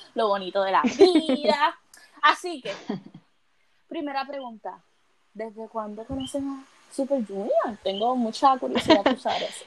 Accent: Puerto Rico; soy de Puerto Rico, vengo, soy del Caribe, una isla pequeña

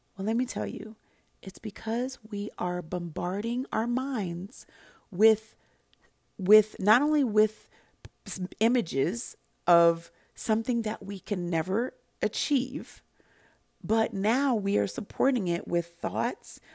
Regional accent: Santa Barbara, California, United States; I grew up in Santa Barbara, California

